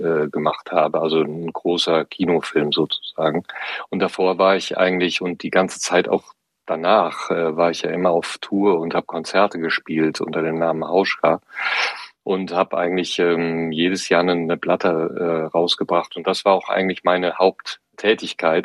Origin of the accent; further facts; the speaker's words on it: Siegerland, North Rhine-Westphalia, Germany; in meiner Heimat äh, im Siegerland